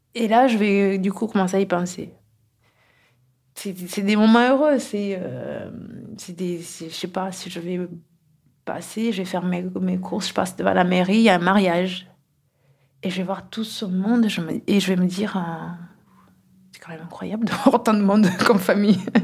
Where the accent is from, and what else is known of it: Kigali, Rwanda; born or raised there; now in Toulouse, France